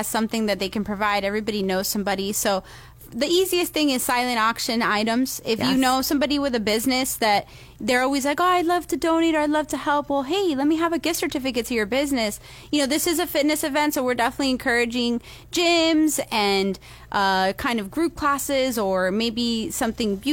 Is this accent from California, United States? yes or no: no; Pinecrest, Florida, United States; So I'm from Miami originally, and my family's from Venezuela. And basically, I grew up in Pinecrest